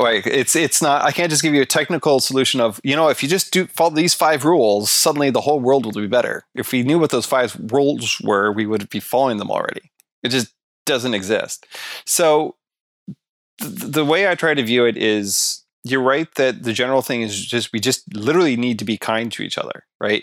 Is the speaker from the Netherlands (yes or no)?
no; Canada; I'm Canadian